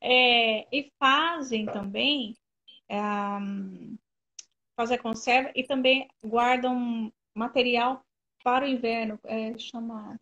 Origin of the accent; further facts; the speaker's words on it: Brazil; moved away as an adult; also born or lived in Albania; now in Kosovo; somos nós, brasileiros